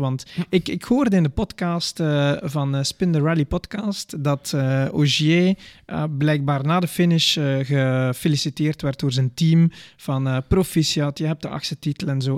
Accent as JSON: {"language": "Dutch", "country": "Belgium", "said": "als Belgen"}